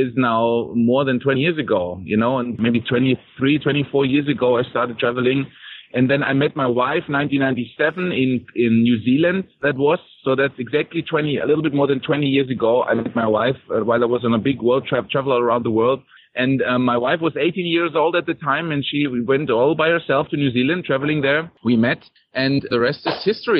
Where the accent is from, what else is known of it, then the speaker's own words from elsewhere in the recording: Germany; moved away as an adult; now in Costa Rica; I come from Germany originally